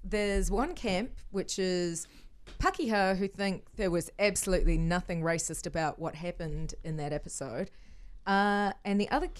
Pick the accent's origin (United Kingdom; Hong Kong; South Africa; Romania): Hong Kong; I grew up in Hong Kong and I've spent my life having people ask, where are you from? But you're not Asian.